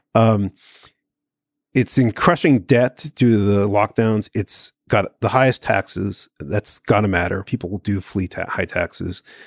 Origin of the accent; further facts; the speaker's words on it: United States; I'm an American. I'm born on the Fourth of July.